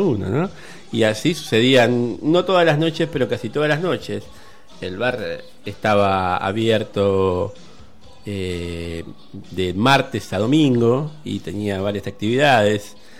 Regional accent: Argentina; una de las más sangrientas dictaduras que nos tocó vivir como argentinos

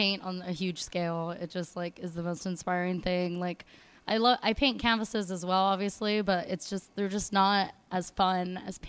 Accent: Los Angeles, California, United States; born or raised there

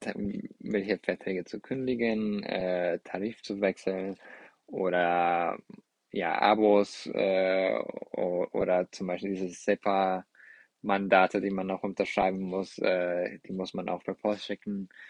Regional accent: Mexico; German is a second language; now in Braunschweig, Germany; Mexiko oder also mit meiner Heimat

